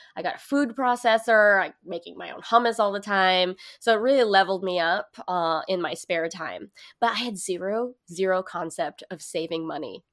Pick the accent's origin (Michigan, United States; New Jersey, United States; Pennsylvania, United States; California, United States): California, United States; Hercules; moved away as an adult; now in New York, United States; I grew up in Hercules, California.